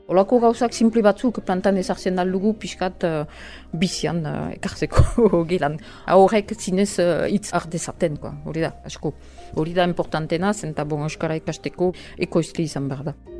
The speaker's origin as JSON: {"language": "Basque", "town": "Albi", "region": "Occitania", "country": "France", "tie": "born or raised there", "also_born_or_lived": "French Basque Country", "second_language": "Basque", "moved": "yes", "said": "ni ez naiz hemengoa, eh, albin sortu niz, eta orduan um, euskara ikasi dut"}